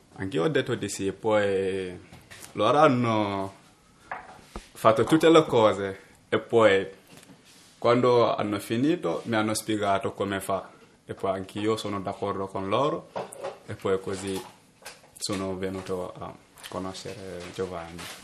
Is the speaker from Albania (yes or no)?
no; Gambia; now in Italy; vengo dal Gambia, ho 18 anni.